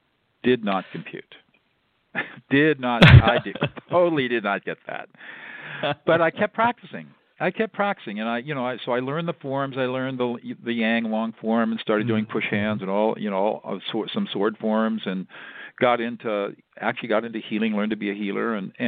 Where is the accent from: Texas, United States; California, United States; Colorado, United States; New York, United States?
California, United States; Southern; also born or lived in Dartmouth College (New Hampshire) / Fresno, California; I was born and raised in Southern California. I'm a native Californian.